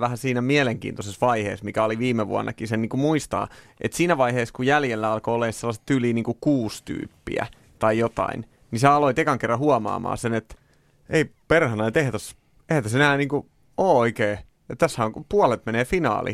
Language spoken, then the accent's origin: Finnish; Orimattila, Päijät-Häme, Finland; orimattilas, josta olen kotoisin